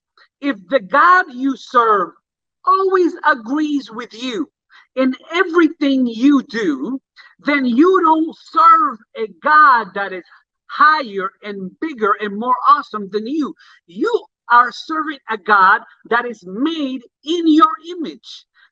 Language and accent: English; Puerto Rico; also born or lived in Jamaica; I remember when I lived in Jamaica, that's the way people put white gloves on. And I remember when I came from Puerto Rico, and I remember in the church that I grew up in.